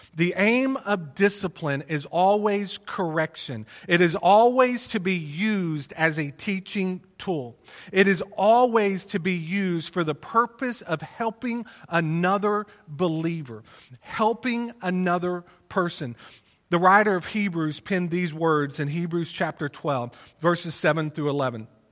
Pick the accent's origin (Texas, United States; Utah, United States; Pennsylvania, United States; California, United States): Texas, United States; Plano; also born or lived in Wylie, Texas; we moved from Plano to Wiley, um, on my twelfth birthday. And so I was in the sixth grade.